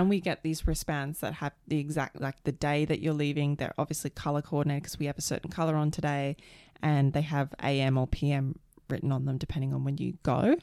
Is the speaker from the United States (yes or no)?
no; Australia; moved away; also born or lived in Canada; I'm an Aussie